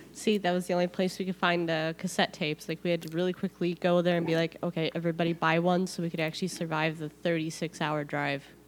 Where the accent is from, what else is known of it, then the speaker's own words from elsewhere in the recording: Illinois, United States; in Illinois, we love when the tornado siren goes off because, like, in the suburbs, we'd all go outside to see